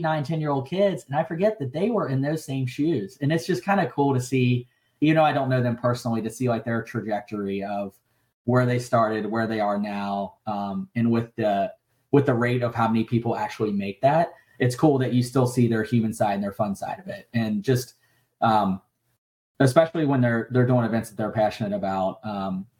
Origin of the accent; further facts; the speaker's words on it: Kentucky, United States; moved away as an adult; also born or lived in California; my hometown in Kentucky